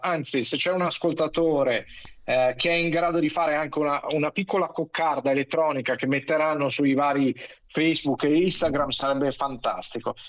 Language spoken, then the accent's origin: Italian; Milan, Lombardy, Italy; Io sono milanese, son nato a Milano, son cresciuto